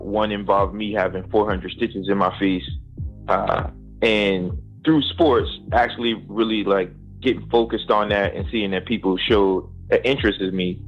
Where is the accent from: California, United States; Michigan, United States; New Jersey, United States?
New Jersey, United States; Paterson; I'm from Paterson, New Jersey. I grew up from very humble beginnings